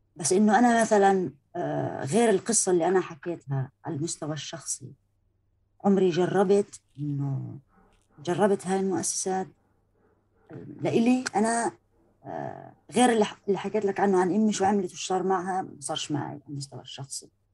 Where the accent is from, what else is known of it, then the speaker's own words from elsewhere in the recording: Palestine; أنا انولدت في فلسطين